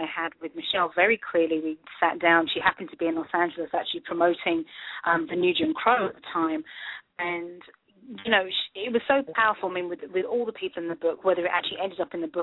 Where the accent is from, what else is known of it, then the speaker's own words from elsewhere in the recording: United Kingdom; moved away as an adult; now in United States; I am black. I was born in the UK. I've been here in the US for 5 years.